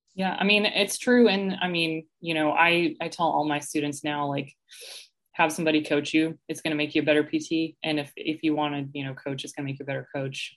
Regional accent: Atlanta, Georgia, United States; moved away as an adult; also born or lived in Tennessee; now in Columbia, United States; I was actually born and raised in Atlanta.

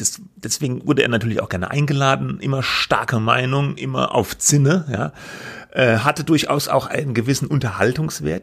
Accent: Germany; bei uns in Deutschland

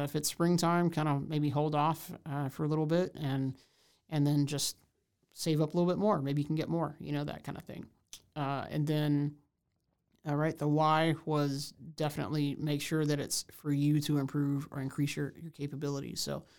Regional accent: Houston, Texas, United States; now in Waco, United States; I'm originally from Houston. So, you know, kind of huge place to smaller place.

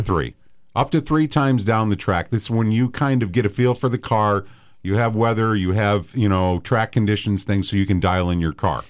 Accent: outside of Chicago, Illinois, United States; I grew up outside of Chicago

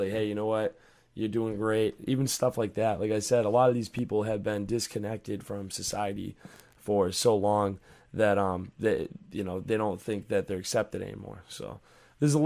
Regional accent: Massachusetts, United States; now in Florida, United States; I am from Massachusetts, and we pay state taxes up there

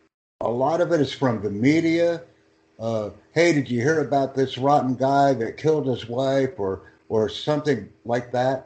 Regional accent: United States; I am from the United States

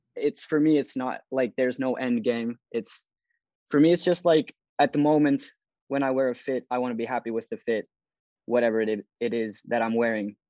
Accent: Turku, Southwest Finland, Finland; I'm from Turku, Finland

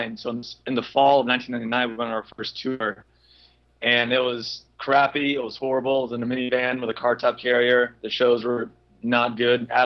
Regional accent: near Orlando, Central Florida, United States; I grew up in Florida, Central Florida, near Orlando

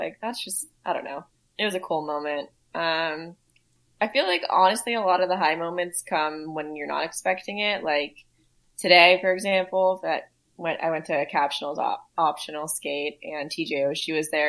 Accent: Woodinville, Washington, United States; So I went to high school. So I grew up in Woodinville, Washington. It's like a winery town, like 20, 30 minutes outside of Seattle.

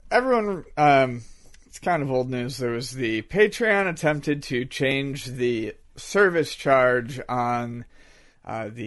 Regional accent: Buffalo, New York, United States

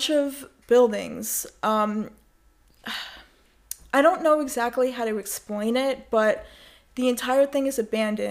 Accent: New York, United States; I'm from New York. I've always been from New York. I've... you know, live my entire life in New York.

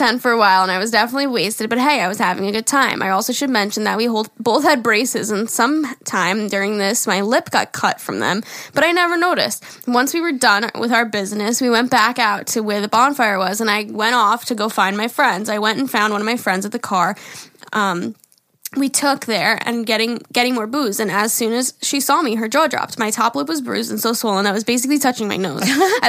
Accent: Calgary, Alberta, Canada; I'm 21 from Calgary, Alberta.

